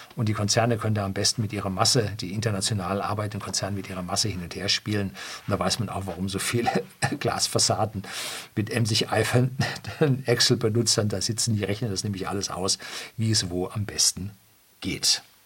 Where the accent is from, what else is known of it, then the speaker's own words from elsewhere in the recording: Germany; bei uns in Deutschland